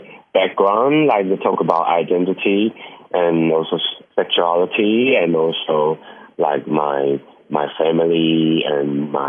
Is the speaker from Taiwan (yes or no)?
yes; Dongshi, Taichung, Taiwan; accent: mountainside Hakka; English is a second language; I come from Taichung, and it's in Dongshi. It's like a really small village.And they speak a different kind of Hakka language. It's like more mountainside Hakka. Yeah, it's like very few people speak the same accent